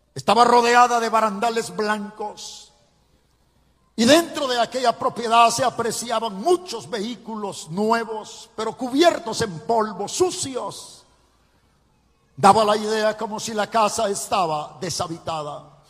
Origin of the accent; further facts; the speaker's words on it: Ciudad Barrios, San Miguel, El Salvador; Nací en Ciudad Barrios, en el departamento de San Miguel, en, el oriente del Salvador